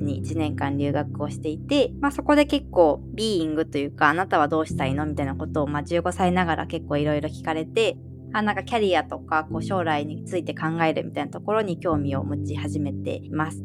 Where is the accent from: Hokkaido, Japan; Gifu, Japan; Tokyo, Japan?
Tokyo, Japan; moved away as an adult; also born or lived in Russia; now in Higashikawa, Japan; 出身は東京で生まれております